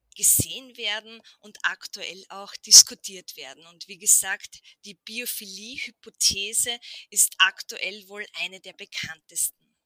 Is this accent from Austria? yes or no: yes; Burgenland, Austria; bei uns im Burgenland